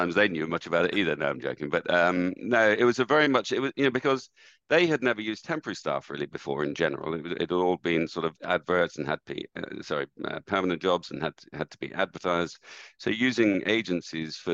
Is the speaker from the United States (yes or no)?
no; Dublin, Leinster, Ireland; moved away as an adult; also born or lived in United Kingdom; I was brought up in Ireland and went to school in Dublin, university in Dublin